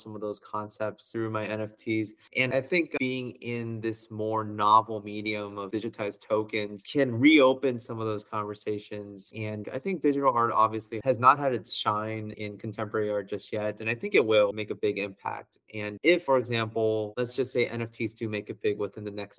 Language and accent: English; San Jose, California, United States; I grew up in California. I grew up very close to Salinas Valley